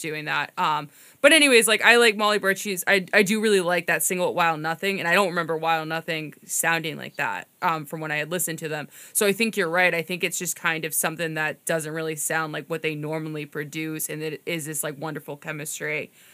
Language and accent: English; Winthrop, Massachusetts, United States; I'm from Winthrop, so I think that technically that's the North Shore